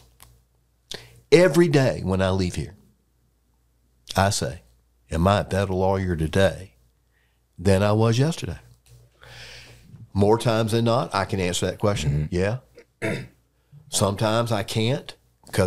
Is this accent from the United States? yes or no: yes; Raleigh, North Carolina, United States; I grew up around lawyers in Raleigh